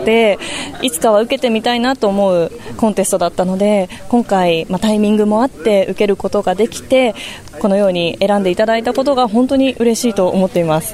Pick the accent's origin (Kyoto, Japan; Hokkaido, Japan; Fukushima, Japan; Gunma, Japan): Gunma, Japan; Isesaki; 伊勢崎に生まれ育った私